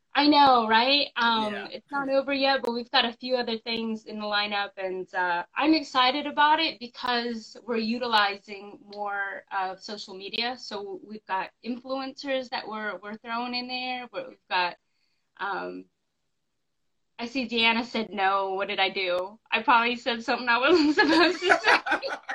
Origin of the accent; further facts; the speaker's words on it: the West, United States; moved away as an adult; now in North Carolina, United States; I'm from the West. All my family and friends are like in California and Las Vegas